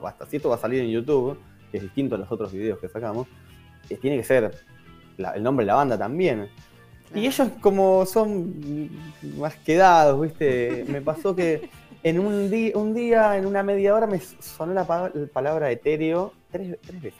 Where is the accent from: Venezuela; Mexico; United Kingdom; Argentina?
Argentina; Quilmes, Buenos Aires Province; yo soy, yo soy de Quilmes, entonces también en Zona